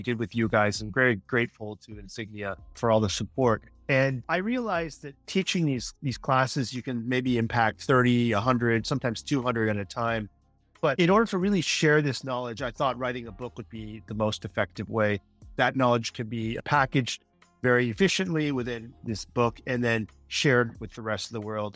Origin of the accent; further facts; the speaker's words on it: United States; as an American who worked at the company for almost two decades